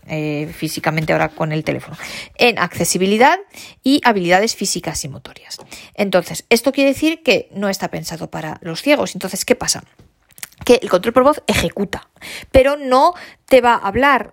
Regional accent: Spain; first language Spanish; todos los hispanoparlantes tanto españoles como nuestros grandísimos amigos de América Latina, de hablar español, de que el español sea nuestra lengua materna

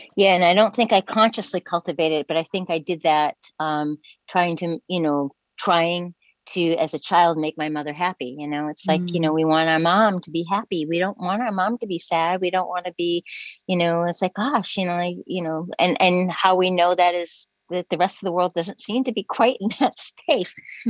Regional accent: New England, United States; I'm from the New England area in the United States and on the coast, and we camped on the beach every summer

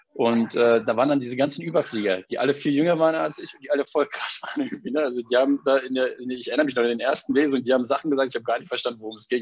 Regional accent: Berlin, Germany; ich bin in Berlin geboren und aufgewachsen

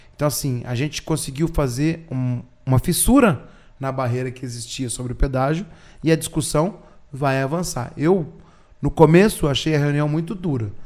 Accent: Orizona, Paraná, Brazil; now in Apucarana, Brazil; Eu sou pé vermelho de Orizona e hoje eu sou pé vermelho de Apucarana, que eu moro em Apucarana

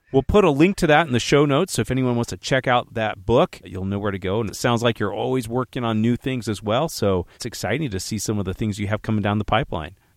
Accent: United States; we're American

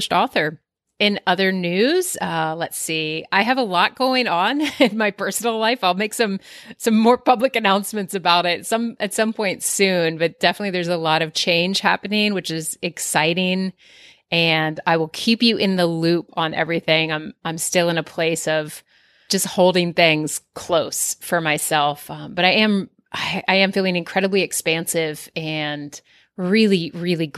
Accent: East Coast, United States; now in Southern California, United States; where I grew up on the East Coast

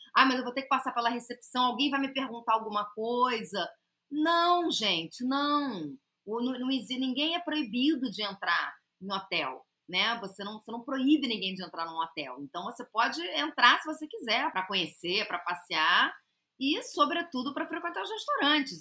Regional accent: Rio de Janeiro, Brazil; que eu sou carioca

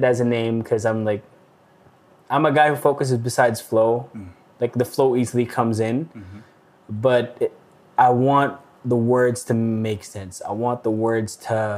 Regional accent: Baguio, Cordillera Administrative Region, Philippines; moved away as an adult; now in Calgary, Canada; And I was born and raised in the Philippines, in Baguio City, northern part of the Philippines. Moved here when I was turning 22 at the time.

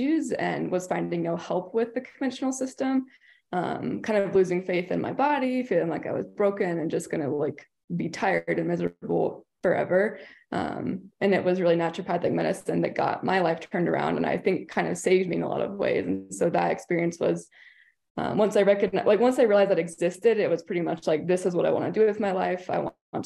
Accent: Kentucky, United States; moved away; also born or lived in Portland, Oregon; I'm from Kentucky

